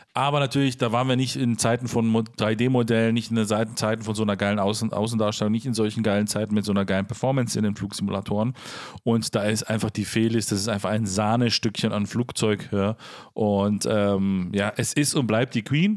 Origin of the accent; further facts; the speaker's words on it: Herten, Germany; da, wo ich aufgewachsen bin, zur Schule gegangen bin, letzten Endes äh, zwar nicht gebürtig herkomme, spielt aber keine Rolle, ist der kleine Flugplatz Herten